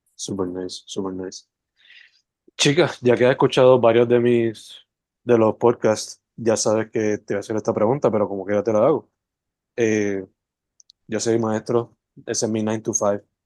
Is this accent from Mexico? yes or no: no; Sabana Grande, Puerto Rico; moved away as an adult; also born or lived in San Juan metro area, Puerto Rico; Yo soy original de Sabana Grande